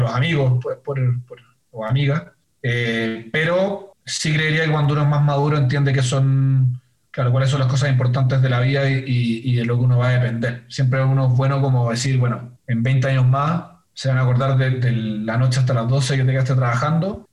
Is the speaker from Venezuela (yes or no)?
no; Chile; soy chileno